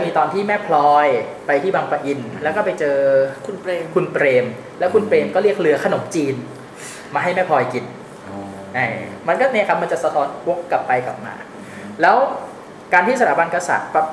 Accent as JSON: {"language": "Thai", "town": "Sattahip", "region": "Chonburi", "country": "Thailand", "tie": "born or raised there", "said": "อย่างผมมาโตมาในสัตหีบ"}